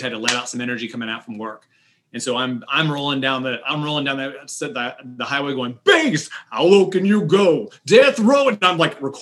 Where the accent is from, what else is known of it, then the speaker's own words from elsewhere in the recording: Johnson County, Kansas, United States; growing up in Johnson County, Kansas, we didn't have Black history.